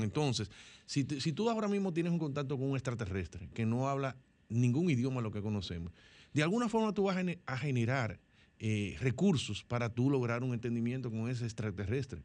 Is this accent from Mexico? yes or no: no; Dominican Republic; como dominicanos